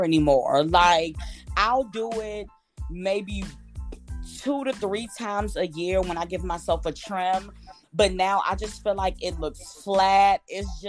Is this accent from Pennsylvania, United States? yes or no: no; Maryland, United States; I'm from the DMV, Maryland to be exact